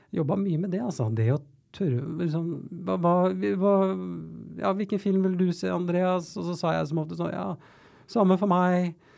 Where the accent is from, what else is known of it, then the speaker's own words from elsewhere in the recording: Oslo, Norway; jeg er jo født og oppvokst på Tveita eh, i Oslo